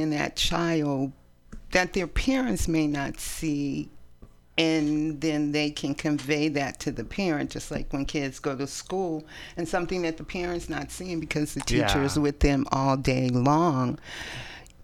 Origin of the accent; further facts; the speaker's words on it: East Palo Alto, California, United States; also born or lived in San Francisco, United States; now in Oakland, United States; We grew up in East Palo Alto